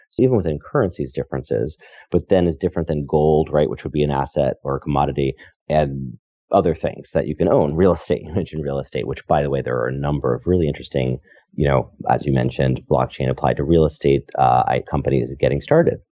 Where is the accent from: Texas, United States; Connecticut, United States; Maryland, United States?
Connecticut, United States; moved away as an adult; also born or lived in New York / San Francisco; I am from Connecticut and lived in New York, you know, kind of growing up, and then I moved to Silicon Valley.